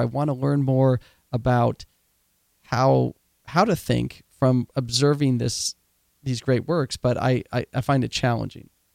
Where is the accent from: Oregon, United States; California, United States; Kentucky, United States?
Oregon, United States; I grew up in Oregon